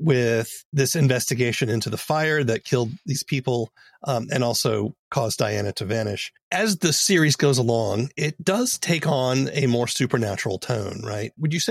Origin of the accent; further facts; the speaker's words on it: the South, United States; I grew up in the South.